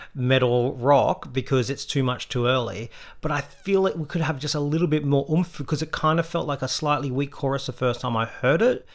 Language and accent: English; Australia